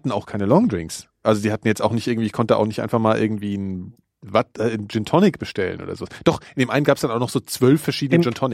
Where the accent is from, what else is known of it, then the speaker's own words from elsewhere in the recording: Frankfurt, Hesse, Germany; moved away; ich merke, dass ich mich äh, von meiner Heimat äh, langsam entferne.